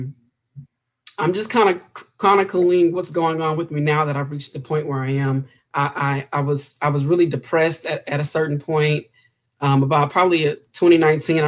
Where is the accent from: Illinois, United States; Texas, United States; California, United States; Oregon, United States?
Texas, United States; Houston; I grew up in Houston, Texas